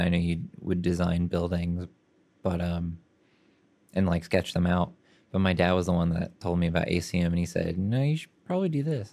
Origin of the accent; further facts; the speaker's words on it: Oklahoma City, Oklahoma, United States; I grew up in Oklahoma City